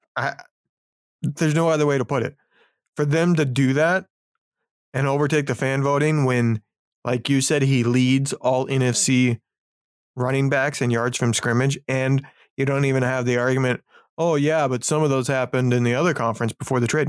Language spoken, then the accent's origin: English; Indiana, United States; moved away; I grew up in Indiana during the Peyton Manning years.